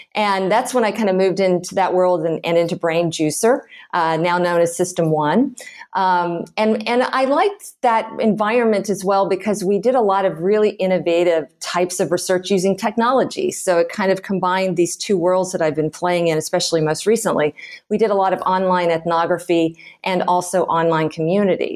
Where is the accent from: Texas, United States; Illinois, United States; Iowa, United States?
Texas, United States; Houston; moved away as an adult; also born or lived in San Francisco / Chicago / Boston / Austin; I grew up in Houston, Texas